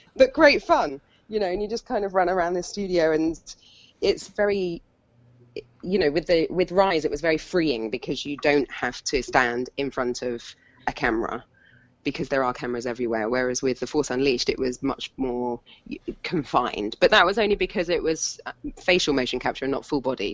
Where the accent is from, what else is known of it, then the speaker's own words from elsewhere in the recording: Hampshire, South East England, United Kingdom; moved away; where I grew up in Hampshire